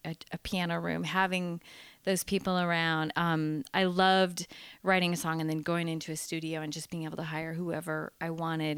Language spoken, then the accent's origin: English; San Diego, California, United States; I grew up in San Diego, California.